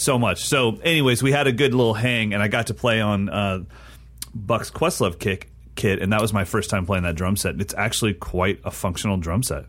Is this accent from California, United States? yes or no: yes; Sacramento, California, United States; moved away; Sacramento, which is my hometown